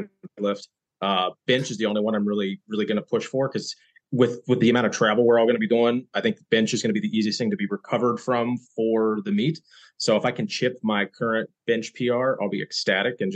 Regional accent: West Virginia, United States; accent: Southern; also born or lived in upstate New York; now in New York, United States; I'm originally from West Virginia, but I've lived in upstate New York for the last 12 years or so. When I'm drinking, my Southern dialect really comes out.

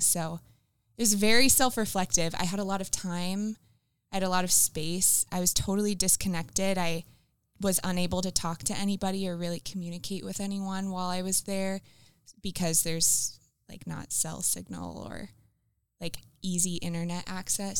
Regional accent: the South, United States; also born or lived in Columbus; now in Minnesota, United States; I grew up in the South

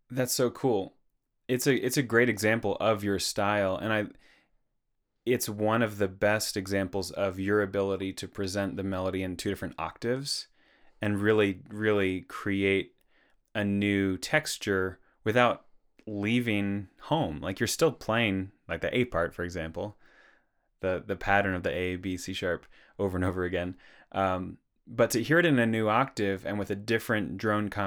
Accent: Perth, Western Australia, Australia; I grew up in Perth, Western Australia.

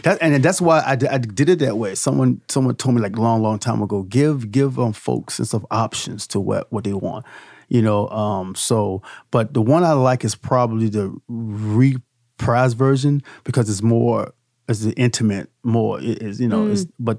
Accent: Petersburg, Virginia, United States; I said, I'm from, let's clear it up. I'm from, Petersburg

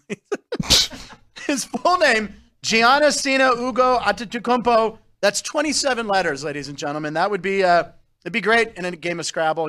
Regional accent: Pittsburgh, Pennsylvania, United States; moved away; also born or lived in Los Angeles; I grew up in Pittsburgh

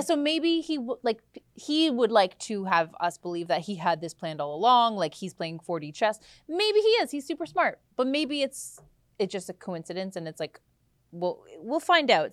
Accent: Canada; I'm a Canadian

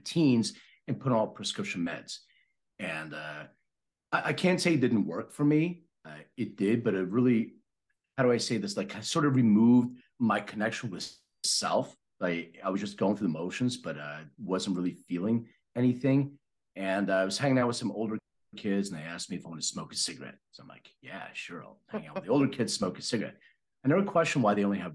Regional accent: Philadelphia, Pennsylvania, United States; moved away; I'm from Philadelphia originally.

